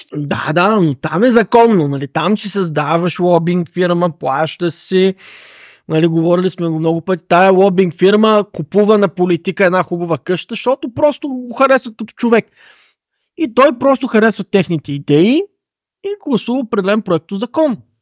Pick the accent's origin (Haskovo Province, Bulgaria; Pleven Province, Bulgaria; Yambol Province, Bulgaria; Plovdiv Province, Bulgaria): Plovdiv Province, Bulgaria; Asenovgrad; аз съм от Аселнов град, често хода в Пловдив